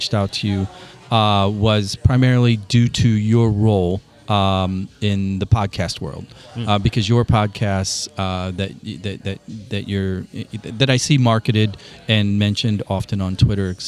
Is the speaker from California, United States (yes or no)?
no; Granite City, Illinois, United States; my hometown. We couldn't support a Starbucks. A Starbucks failed in Granite City